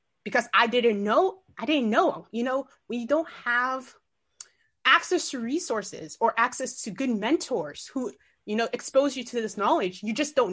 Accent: Maryland, United States; also born or lived in Guinea; I was born in West Africa, Guinea, but I was raised in Maryland.

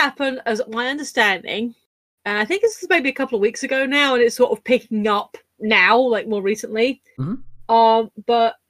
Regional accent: United Kingdom; as a British person

